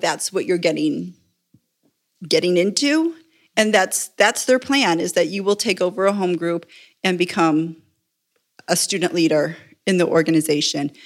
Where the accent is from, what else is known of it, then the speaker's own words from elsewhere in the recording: Buffalo, New York, United States; moved away as an adult; also born or lived in Indiana / Chaparral, New Mexico; now in El Paso, United States; I grew up Presbyterian, uh, baptized, confirmed, married in a Presbyterian church in the little suburb I grew up in just outside of Buffalo.